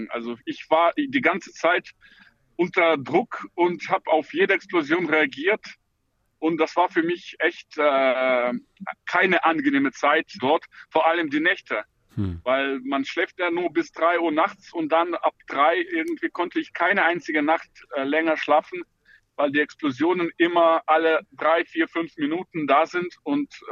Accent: Ukraine; German is a second language; now in Germany; ich als Ukrainer äh, fühle mich auch wohl mit dieser Gedanke.

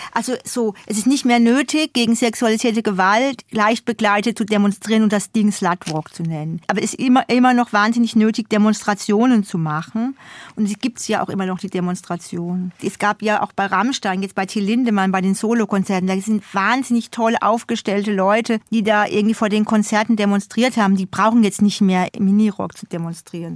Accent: Odenwald, Hesse, Germany; also born or lived in Hamburg; now in Berlin, Germany; ich durfte da sozusagen zurück in meine Heimat fahren, um meinen Zungenschlag zu verbessern. Back to Odenwald

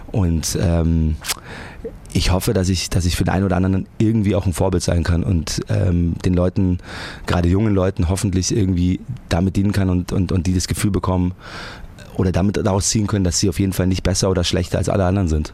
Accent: Munich, Bavaria, Germany; ich komme aus München

